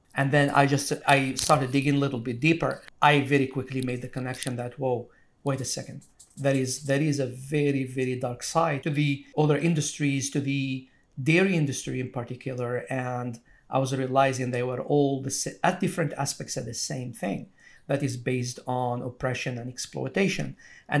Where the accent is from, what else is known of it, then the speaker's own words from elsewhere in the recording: Algeria; moved away as an adult; now in United States; So when I came to America, I came from Algeria 22 years ago. So I went to college. And in Algeria, I mean, meat is a treat.